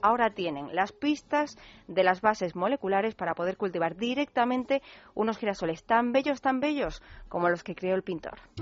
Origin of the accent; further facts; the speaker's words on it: Málaga, Andalusia, Spain; now in Madrid, Spain; mi tierra, ya que no puedo estar por allí en estas fechas